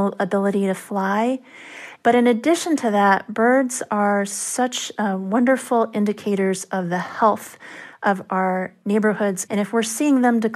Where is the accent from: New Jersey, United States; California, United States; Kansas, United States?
California, United States; near San Francisco; now in Ithaca, United States; I grew up near San Francisco, and I used to go into Chinatown with my dad now and then